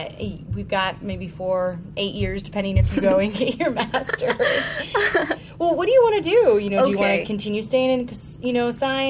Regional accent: Detroit, Michigan, United States; moved away; And I'm from Detroit originally.

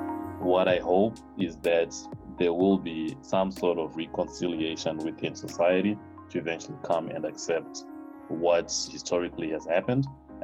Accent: Zimbabwe; now in United States; I immigrated from Zimbabwe in the year 2002.

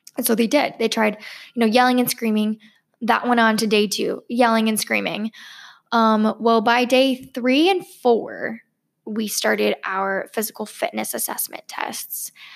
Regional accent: California, United States; now in Los Angeles, United States; I was born in California

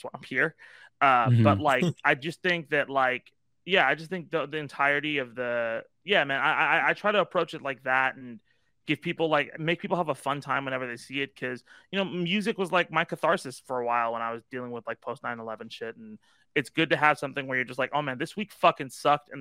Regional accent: Irvine, California, United States; I grew up in Irvine

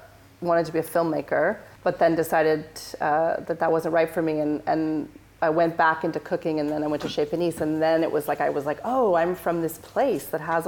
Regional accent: Northern California, United States; moved away as an adult; also born or lived in San Francisco; now in London, United Kingdom; I'm from Northern California. I come from this really small town where we're very lucky there.

